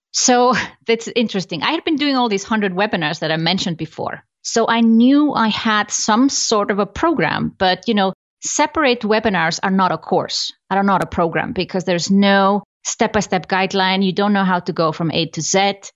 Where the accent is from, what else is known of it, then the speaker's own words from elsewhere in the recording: Iceland; I come from Iceland, I love Iceland